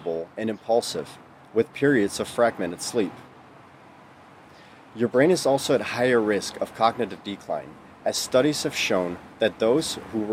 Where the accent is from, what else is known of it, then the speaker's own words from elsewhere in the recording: Netherlands; moved away as an adult; now in United States; born and raised in the Netherlands for the first 20 years of my life